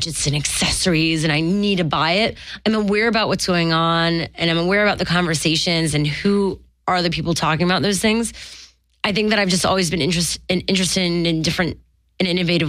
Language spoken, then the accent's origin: English; Montreal, Quebec, Canada; moved away; I'm from Montreal